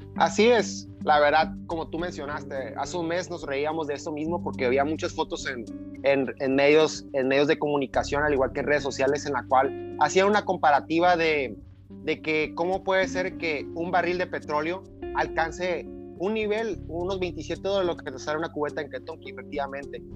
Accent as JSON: {"language": "Spanish", "country": "Mexico", "said": "para nosotros como país, como mexicanos"}